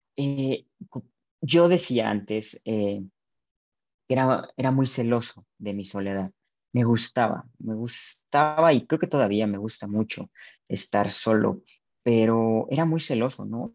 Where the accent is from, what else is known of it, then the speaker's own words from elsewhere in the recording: Zamora, Michoacán, Mexico; Soy de Zamora, Michoacán.